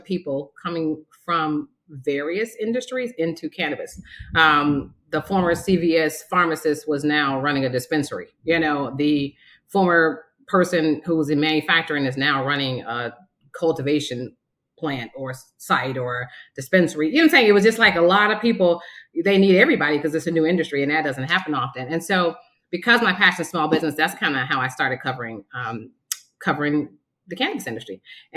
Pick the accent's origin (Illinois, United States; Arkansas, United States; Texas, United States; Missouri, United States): Missouri, United States; Kansas City; moved away as an adult; also born or lived in Las Vegas, Nevada / Cleveland, Ohio; now in Jacksonville, United States; I'm originally from Kansas City, Missouri